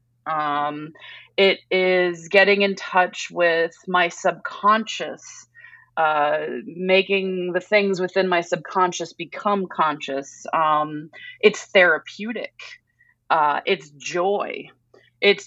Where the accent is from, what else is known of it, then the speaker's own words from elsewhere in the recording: Massachusetts, United States; moved away; I grew up on the East Coast, a lot of Cape Cod activity